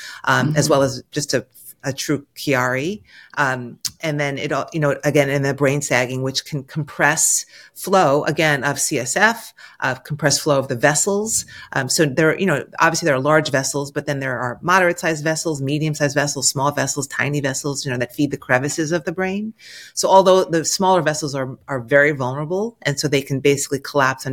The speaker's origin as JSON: {"language": "English", "region": "New York", "country": "United States", "said": "I'm a New Yorker"}